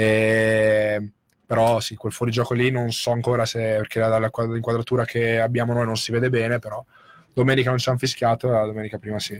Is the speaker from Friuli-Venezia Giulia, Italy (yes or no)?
yes; Muzzana del Turgnano, Friuli-Venezia Giulia, Italy; moved away; also born or lived in Latisana; il, mio, il, mio, paese d'origine è Muzzana